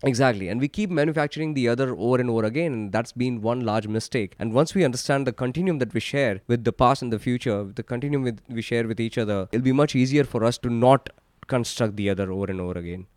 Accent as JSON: {"language": "English", "country": "India", "tie": "born or raised there", "said": "Growing up in India in the nineties and early two thousands"}